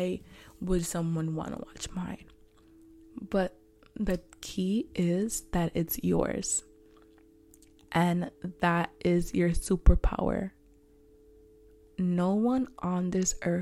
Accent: New York City, New York, United States; I'm from Harlem, H-Town

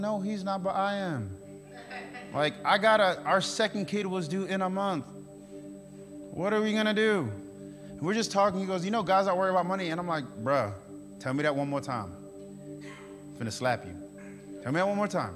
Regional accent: New York, United States; moved away; now I'm from New York

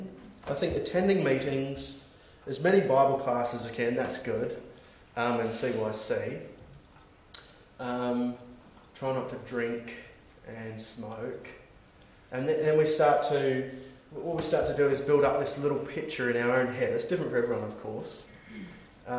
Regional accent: Australia; now in New Zealand; I'm Australian. And living in New Zealand

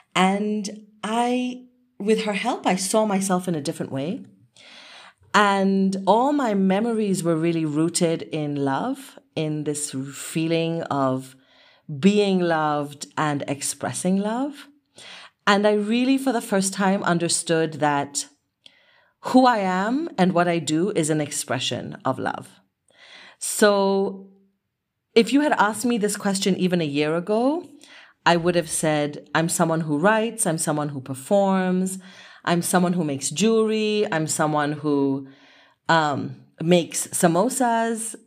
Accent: Kenya; I was really exploring my identity as a Kenyan woman with, of Asian heritage

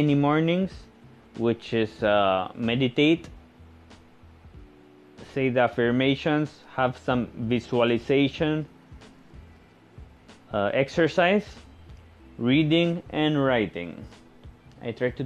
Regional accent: Spain; moved away as an adult; also born or lived in Portugal / Netherlands / China; now in Philippines; born in Spain and living in the Philippines. I'm Spanish Filipino. I'm both. My father Spanish, my mom Filipina, and I've been living in the Philippines for 7 years now.

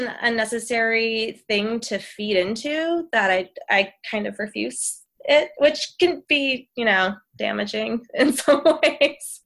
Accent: Phoenix, Arizona, United States; now in Los Angeles, United States; in my hometown, Phoenix

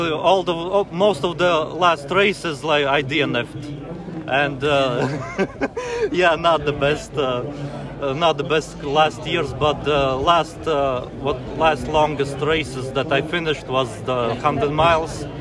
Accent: Latvia; English is a second language; moved away as an adult; now in United Kingdom; I'm from Latvia, but uh, living in UK like from 2012.

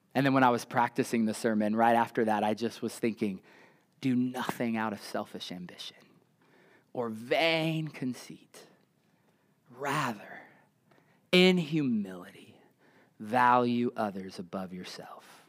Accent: United States

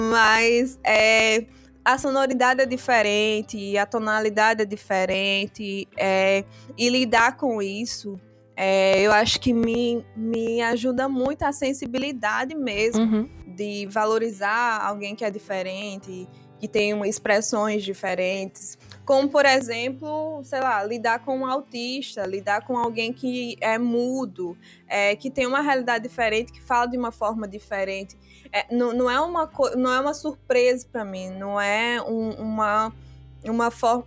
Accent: Brazil; also born or lived in Guinea-Bissau / Biombo; eu fui criada aqui no Brasil. É, eu vim ao Brasil quando eu tinha sete anos com minha família

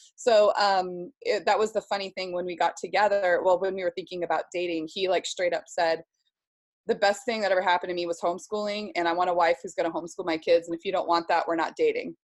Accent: Seattle, Washington, United States; I was raised in Seattle, um, about just 10 minutes, 15 minutes south of the Space Needle

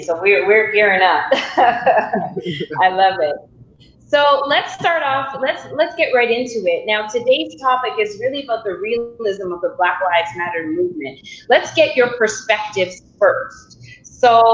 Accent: Toronto, Ontario, Canada; I was born and raised in Toronto.

